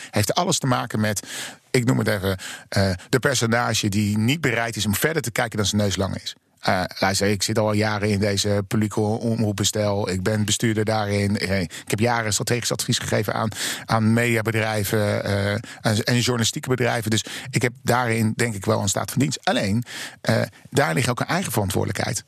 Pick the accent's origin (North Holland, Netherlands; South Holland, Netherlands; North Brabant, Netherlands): South Holland, Netherlands; Rotterdam; moved away as an adult; now in Amsterdam, Netherlands; in ben Rotterdammer